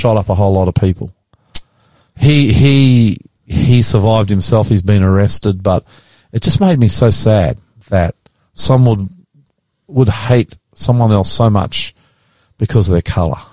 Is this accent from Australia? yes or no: yes; Australia; I'm not Swiss. I'm Australian